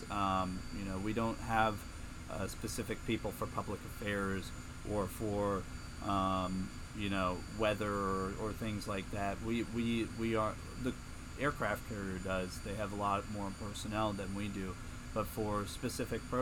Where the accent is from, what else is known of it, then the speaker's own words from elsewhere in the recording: Springfield, Virginia, United States; moved away as an adult; I'm from Northern Virginia, Springfield, Virginia, specifically about 15 minutes outside of Washington, D.C., so I grew up a Washington, D.C. sports fan.